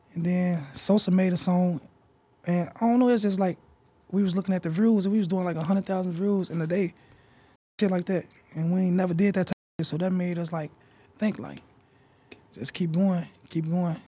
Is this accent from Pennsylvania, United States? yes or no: no; Chicago, Illinois, United States; I'm from Chicago